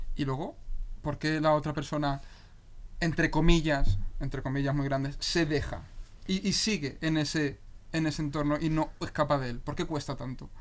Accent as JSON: {"language": "Spanish", "town": "Leganés", "region": "Community of Madrid", "country": "Spain", "said": "yo soy de Leganés"}